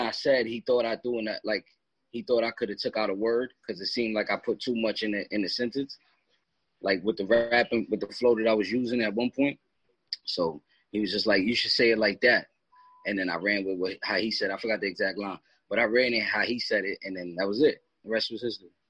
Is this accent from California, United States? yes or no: no; Katona, New York, United States; I'm from Katona, like it's not too far.